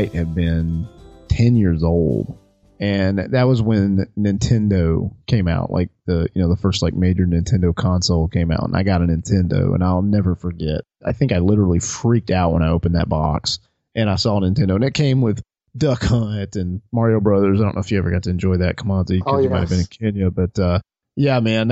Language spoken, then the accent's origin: English; Alabama, United States; I grew up in Alabama